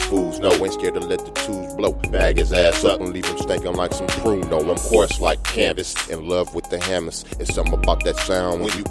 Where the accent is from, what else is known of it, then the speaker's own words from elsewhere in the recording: Oakland, California, United States; I'm from the town. I'm from Oakland. I'm from East Oakland, California, born and raised